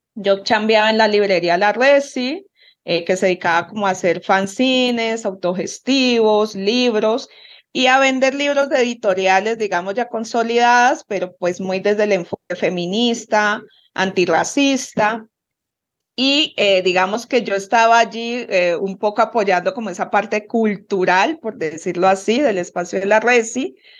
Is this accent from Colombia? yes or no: yes; Cali, Valle del Cauca, Colombia; yo soy de Cali, Colombia